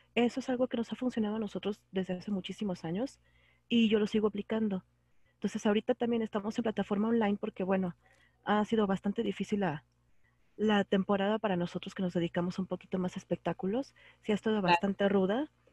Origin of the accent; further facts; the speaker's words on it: Guadalajara, Jalisco, Mexico; yo soy de Guadalajara, estoy en el occidente